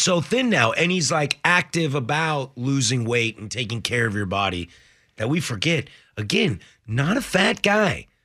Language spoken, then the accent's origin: English; Spokane, Washington, United States; also born or lived in Vancouver, Washington; I was born in Spokane. I lived there till I was eleven.